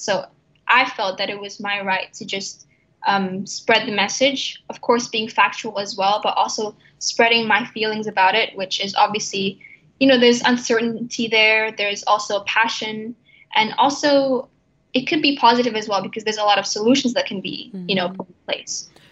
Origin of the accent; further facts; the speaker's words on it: Jakarta, Indonesia; now in Abu Dhabi, United Arab Emirates; I come from Indonesia, and the place where I'm from, Jakarta, which is the capital city